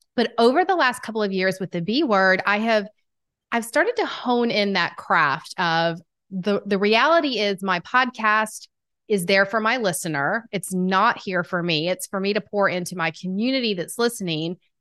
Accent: Atlanta, Georgia, United States; accent: Southern; I am from Atlanta, Georgia. If you can't tell by the Southern accent, I've been told it's quite strong

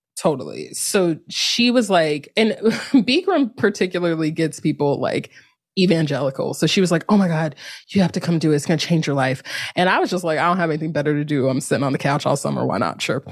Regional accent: North Carolina, United States; moved away as an adult; also born or lived in Durham, North Carolina; now in San Francisco, United States; I'm from North Carolina. I lived the last ten years in Durham, North Carolina

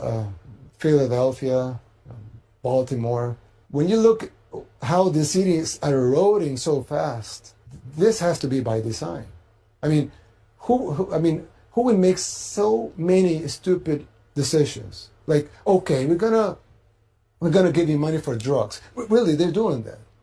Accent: El Salvador

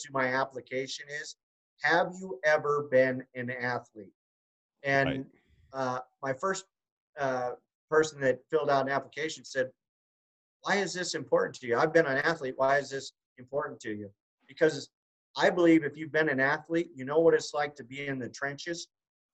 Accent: Kalispell, Montana, United States; I'm from Kalispell, Montana

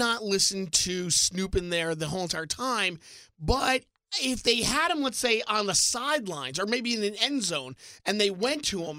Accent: East Brunswick, New Jersey, United States; my hometown of East Brunswick, New Jersey.

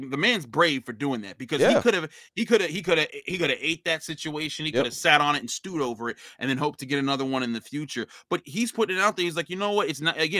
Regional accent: Pittsburgh, Pennsylvania, United States; I grew up in Pittsburgh.

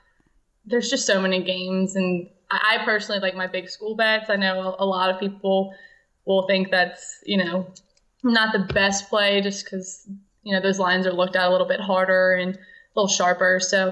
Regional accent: Louisiana, United States; Well, I'm from Louisiana.

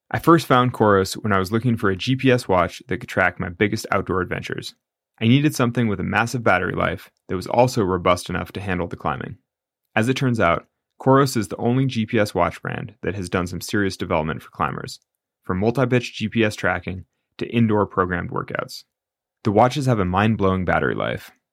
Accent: Northern California, United States; we're both kids from Northern California. We grew up going to the same gym

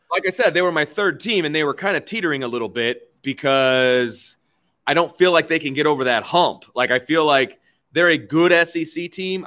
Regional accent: Bristol, Indiana, United States; growing up in Bristol, Indiana

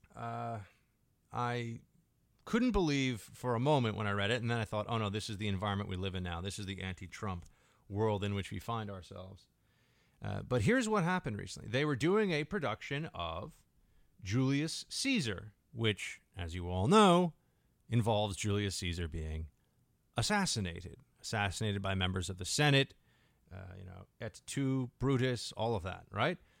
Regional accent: New York, United States; as a New Yorker

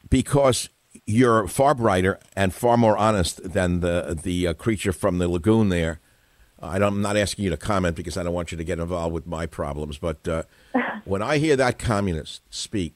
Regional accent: United States; I'm an American. I've lived here my whole life

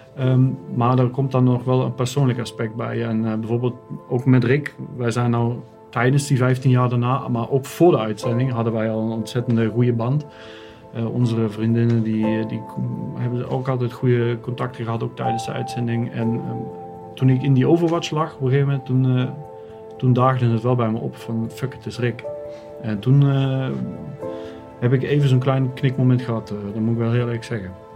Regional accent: Netherlands; moved away as an adult; now in Germany; ben geboren in Nederland. Ik woon, eh, woon nu sinds uh, tien jaar in Duitsland

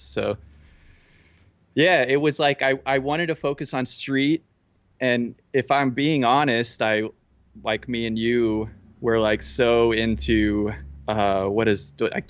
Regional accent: Midland, Texas, United States; I'm from Midland. I'm from Odessa. I lived in Midland for a little bit, but yeah, from Midland, Odessa area.

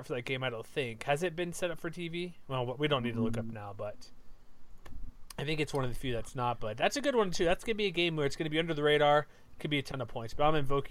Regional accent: Houston, Texas, United States; moved away; I grew up in Houston

